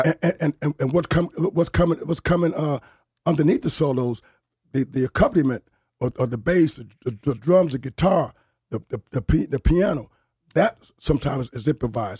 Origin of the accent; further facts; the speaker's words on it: New Haven, Connecticut, United States; moved away; also born or lived in Bronx, New York; I was born and raised in New Haven, but I lived thirty-something years in the, in the, in the Bronx